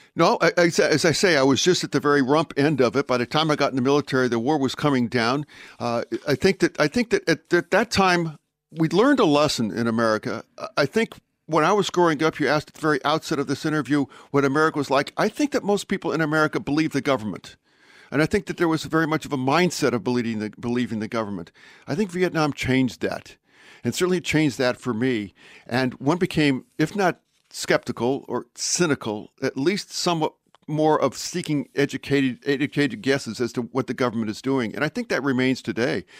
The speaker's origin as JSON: {"language": "English", "town": "Pueblo", "region": "Colorado", "country": "United States", "tie": "born or raised there", "moved": "yes", "said": "I was born in a relatively small town, the town of Pueblo"}